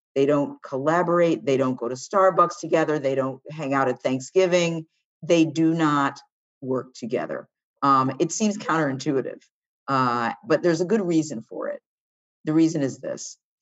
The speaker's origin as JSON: {"language": "English", "town": "Washington", "region": "District of Columbia", "country": "United States", "tie": "born or raised there", "said": "And I was born in Washington, D C."}